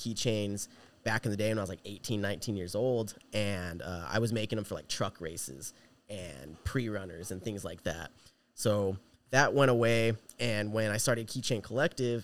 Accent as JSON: {"language": "English", "town": "Yucaipa", "region": "California", "country": "United States", "tie": "born or raised there", "also_born_or_lived": "Huntington Beach, California", "said": "born and raised. I lived there basically my whole life"}